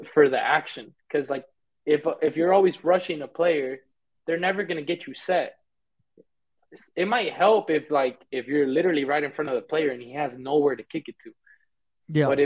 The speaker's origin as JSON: {"language": "English", "town": "Fort Worth", "region": "Texas", "country": "United States", "tie": "born or raised there", "first_language": "Spanish", "moved": "as an adult", "lives_now": "Mexico", "said": "I'm from Fort Worth, Texas"}